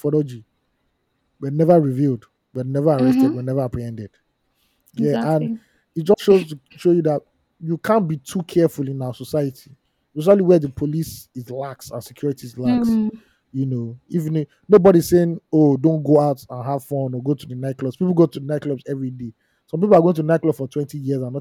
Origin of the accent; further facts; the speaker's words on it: Nigeria; as a Nigerian